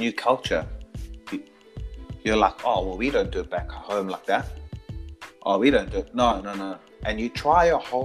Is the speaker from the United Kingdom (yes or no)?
no; South Africa; now in New Zealand; I am South African. Like, for me, I speak to heaps of people back home